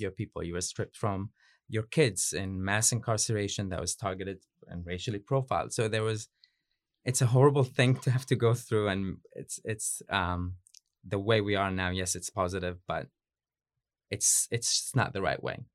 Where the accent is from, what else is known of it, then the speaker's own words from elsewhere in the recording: Yemen; moved away as an adult; also born or lived in United States / Beirut, Lebanon; now in New Zealand; I'm from Yemen. I grew up there, but lived in Yemen, uh, bits and pieces, kind of like in the U S and Beirut, Lebanon, before I came to Aotearoa